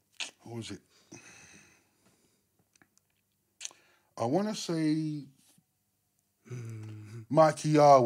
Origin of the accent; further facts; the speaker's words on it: London, United Kingdom; also born or lived in Willesden, London; I'm originally from Wembley, Chalkhill Estate. I was born in Willesden, Melrose Avenue, 169